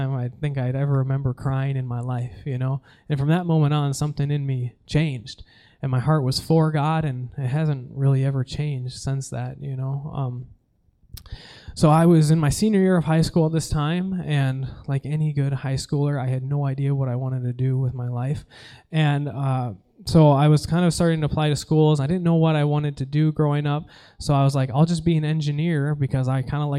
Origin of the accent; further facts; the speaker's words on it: Stillwater, Minnesota, United States; I'm from Stillwater, Minnesota